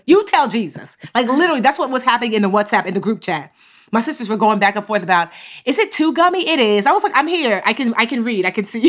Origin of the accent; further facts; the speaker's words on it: Newark, New Jersey, United States; bookstore in my hometown called Source of Knowledge. It's an amazing Black-owned bookstore in Newark.